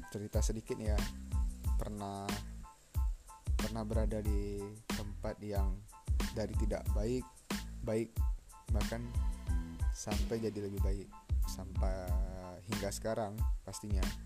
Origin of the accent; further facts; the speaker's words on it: Medan, North Sumatra, Indonesia; Aku lahir di Medan, tujuh belas Juli seribu sembilan ratus sembilan puluh delapan.